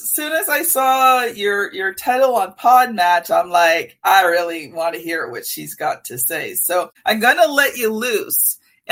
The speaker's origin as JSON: {"language": "English", "country": "Canada", "accent": "Canadian", "said": "my Canadian accent"}